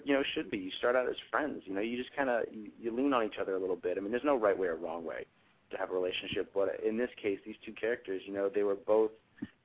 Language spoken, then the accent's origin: English; Woodbridge, Virginia, United States; I grew up in a town called Woodbridge